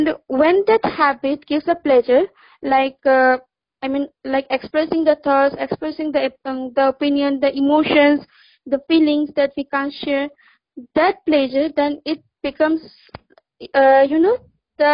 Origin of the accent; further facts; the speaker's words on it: Assam, India; also born or lived in Delhi; I'm from Assam